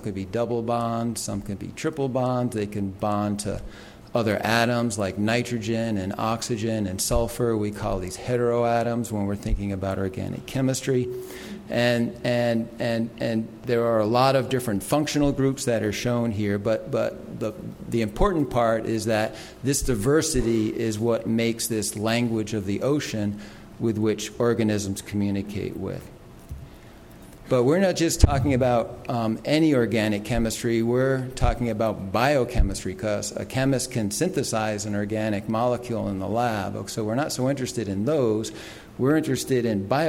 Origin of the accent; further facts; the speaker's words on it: New York City, New York, United States; I grew up in New York City and didn't really have many opportunities to experience these things